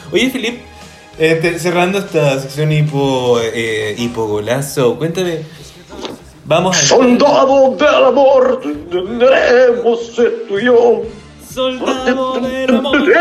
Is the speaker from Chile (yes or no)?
yes; Chile; also born or lived in Belgium; Entonces, y yo soy estas dos cosas, porque soy belga chileno y todo el tema.